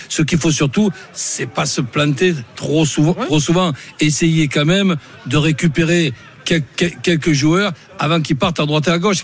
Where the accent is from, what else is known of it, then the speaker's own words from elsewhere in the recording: Marseille, Provence-Alpes-Côte d'Azur, France; en tant que Marseillais né à Marseille